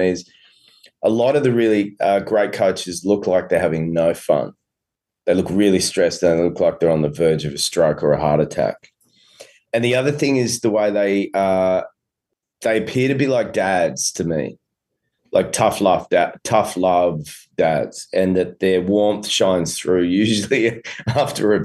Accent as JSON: {"language": "English", "country": "Australia", "accent": "Australian", "said": "my Australian accent"}